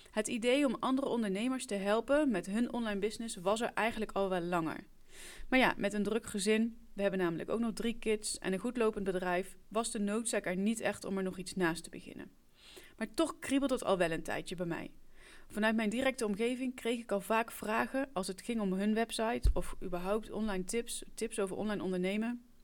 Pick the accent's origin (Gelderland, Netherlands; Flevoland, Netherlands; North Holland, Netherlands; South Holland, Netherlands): Gelderland, Netherlands; Ik kom oorspronkelijk uit Gelderland, maar ik woon alweer heel wat jaartjes in het Burgondische Brabant.